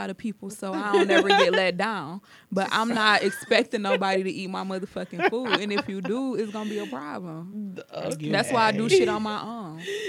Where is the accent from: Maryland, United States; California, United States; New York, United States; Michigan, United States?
Michigan, United States; Detroit